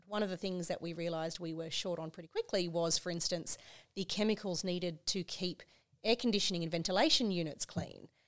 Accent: Queensland, Australia; I'm from Queensland

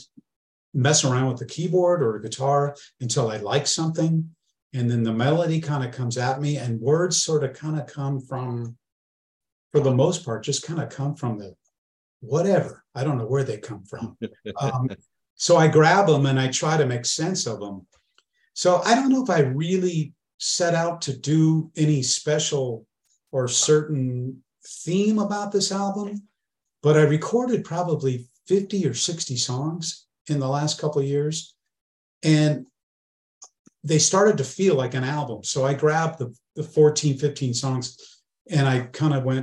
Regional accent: Northern California, United States; growing up in Northern California and being in bands

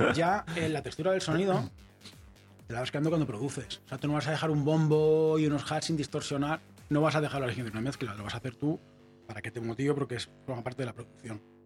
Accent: Barcelona, Catalonia, Spain; yo soy de Barcelona

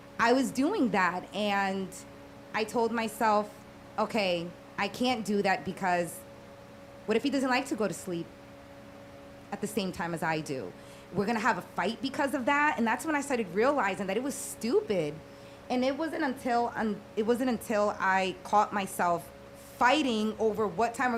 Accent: Dominican Republic; now in South Florida, United States; I'm from the Dominican Republic and my parents are old school

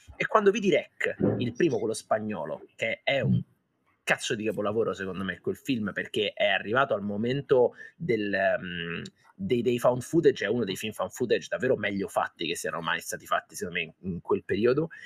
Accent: Foggia, Apulia, Italy; io sono pugliese, sono di Foggia

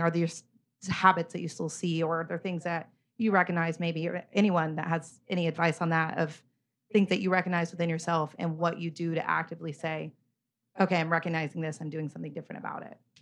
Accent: Oklahoma, United States; now in New York, United States; I grew up in Oklahoma

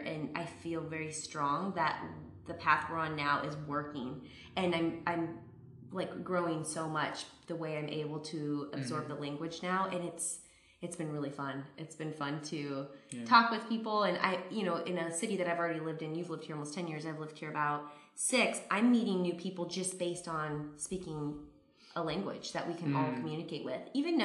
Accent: Phoenix, Arizona, United States; moved away as an adult; now in Southern California, United States; growing up in Phoenix, both of us were there for quite a long time

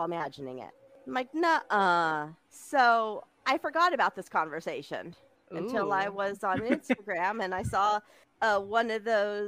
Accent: California, United States; I grew up in California

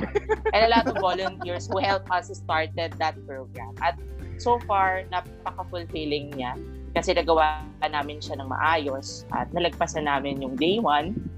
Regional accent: Romblon, Mimaropa, Philippines; now in Manila, Philippines; ako ay galing sa probinsya ng Romblon pero sa ngayon ay nandito ako sa Maynila.

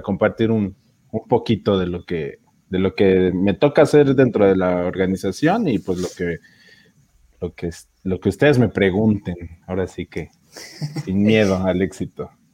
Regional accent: Mexico City, Mexico; yo soy de la Ciudad de México, de la provincia de Benito Juárez

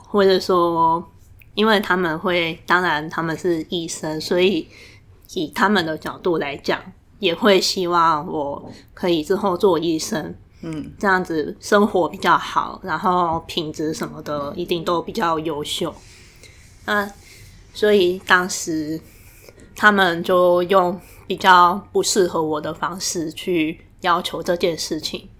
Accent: Tainan, Taiwan; 我之前是都在台南念书，那我的学历比较是那种大家会认为很光，很光荣、很明星的学历，像我高中是念台南女中

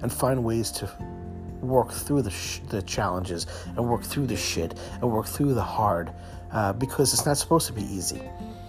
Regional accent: New York City, New York, United States; as a kid growing up in Brooklyn, my mom raised us

